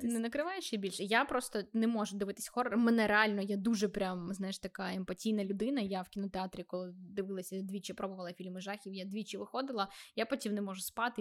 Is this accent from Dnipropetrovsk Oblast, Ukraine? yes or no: no; Vinnytsia, Vinnytsia Oblast, Ukraine; фізично я не з Донбасу, я з Вінниці